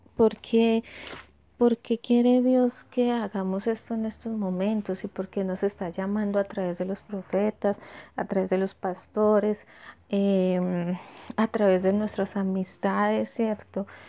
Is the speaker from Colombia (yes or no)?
yes; Colombia; nosotros como colombianos que estamos acostumbrados a dar la mano